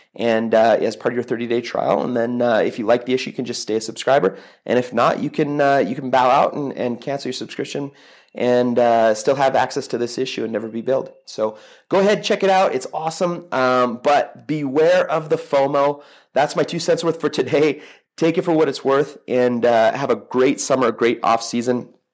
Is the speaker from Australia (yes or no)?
no; Toronto, Ontario, Canada; I grew up in Toronto